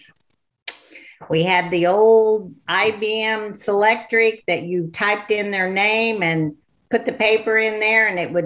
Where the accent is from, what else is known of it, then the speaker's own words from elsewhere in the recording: Illinois, United States; moved away as an adult; now in Hot Springs Village, United States; I was born and raised in Illinois